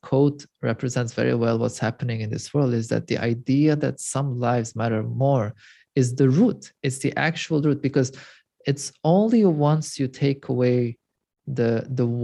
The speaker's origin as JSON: {"language": "English", "country": "Lebanon", "tie": "born or raised there", "also_born_or_lived": "Europe", "moved": "as an adult", "said": "Growing up in Lebanon, I'm also originally Armenian, and I'm third generation after the Armenian Holocaust"}